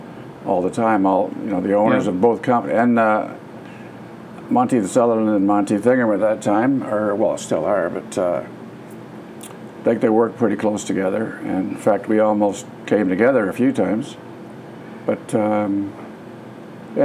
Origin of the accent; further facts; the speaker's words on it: Petrolia, Ontario, Canada; also born or lived in Wyoming, Ontario; I was born in Petrolia in '52, and went to school, Petrolia, Wyoming.